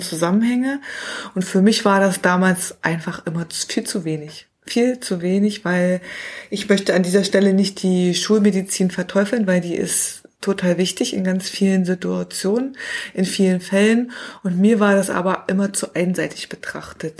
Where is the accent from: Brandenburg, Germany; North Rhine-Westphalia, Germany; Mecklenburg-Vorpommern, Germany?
Brandenburg, Germany; near Cottbus; moved away; Also ich bin tatsächlich in der Nähe von Cottbus geboren, also ein Urgesteiner, also ein Brandenburger Urgestein